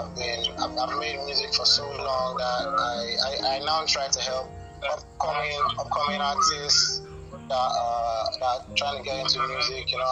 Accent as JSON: {"language": "English", "region": "Cross River", "country": "Nigeria", "said": "I'm from Cross River"}